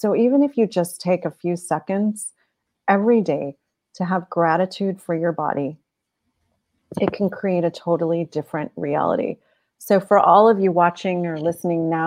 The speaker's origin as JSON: {"language": "English", "town": "Cleveland", "region": "Ohio", "country": "United States", "tie": "born or raised there", "moved": "yes", "lives_now": "Maryland, United States", "said": "I was born in Cleveland, though. So. So my body chose to be born in Cleveland"}